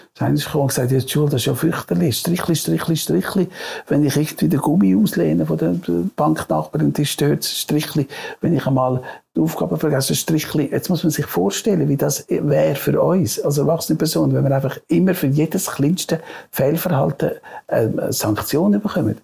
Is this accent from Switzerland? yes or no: yes; Switzerland